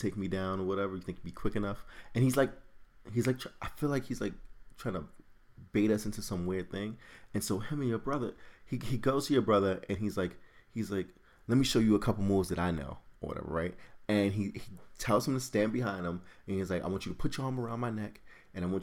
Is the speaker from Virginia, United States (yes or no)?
no; New York, United States; we're from New York